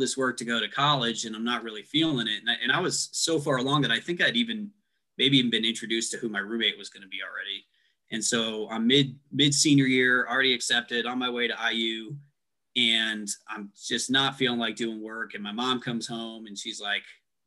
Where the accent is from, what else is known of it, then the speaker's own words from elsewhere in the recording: New York, United States; I grew up in New York